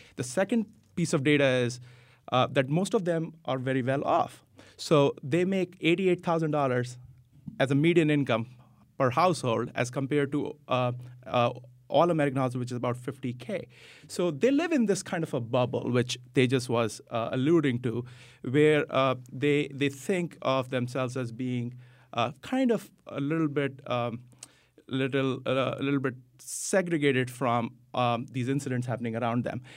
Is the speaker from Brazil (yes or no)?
no; India; moved away as an adult; also born or lived in United States; now in Vernon, United States; I was born in the U S, but I grew up in India, came back here.